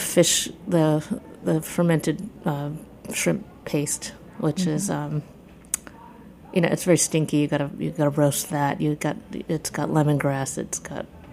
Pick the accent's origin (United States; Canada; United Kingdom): United States; Birmingham, Michigan; I grew up in Birmingham, Michigan, which is a suburb of Detroit.